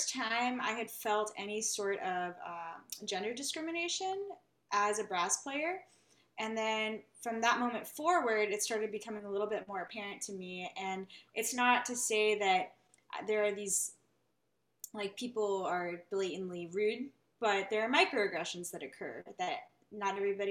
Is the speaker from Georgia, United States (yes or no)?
no; Kerrville, Texas, United States; also born or lived in California / New Haven, Connecticut; now in Austin, United States; my hometown, Kerrville